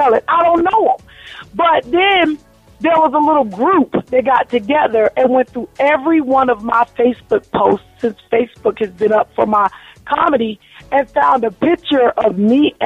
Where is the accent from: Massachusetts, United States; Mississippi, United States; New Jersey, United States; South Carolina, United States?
New Jersey, United States; I'm born and raised in New Jersey